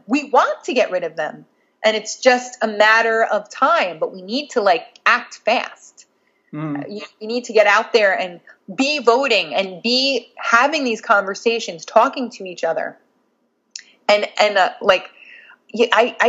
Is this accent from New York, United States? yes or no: yes; Nyack, New York, United States; I came from Nyack, New York, in Rockland County, outside of New York City. It is very close to the city, but mentally and culturally light years away. I grew up. The Nyack I grew up